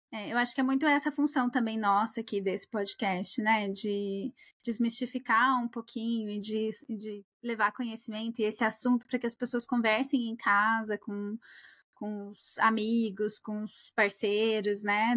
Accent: Brazil; moved away; que saí do Brasil

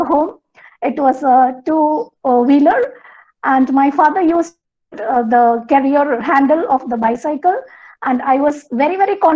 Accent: Kerala, India; English is a second language; I'm from Kerala, so it was a coastal region for our place

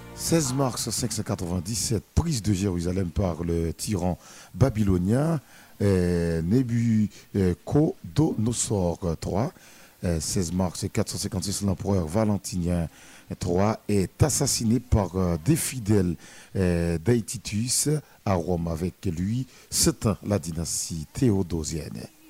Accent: Bombardopolis, Nord-Ouest, Haiti; ma ville natale, Bombarde de police la cité hospitalière

